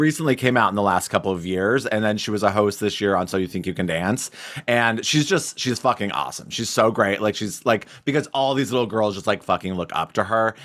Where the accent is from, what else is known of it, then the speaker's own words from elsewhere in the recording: Cody, Wyoming, United States; my hometown in Cody, Wyoming